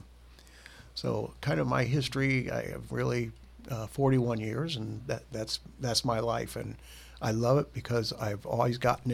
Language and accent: English; Bremen, Indiana, United States; between my junior and senior year in high school, the Bremen Kiwanis Club sent me to the Indiana State Police Career Camp